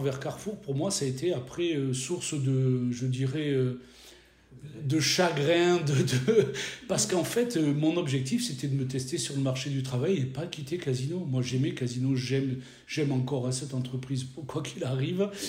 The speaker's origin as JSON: {"language": "French", "region": "Provence-Alpes-Côte d'Azur", "country": "France", "tie": "born or raised there", "also_born_or_lived": "Nord-Pas-de-Calais-Picardie", "moved": "as an adult", "said": "j'ai grandi sur la Côte d'Azur où j'ai fait mes études"}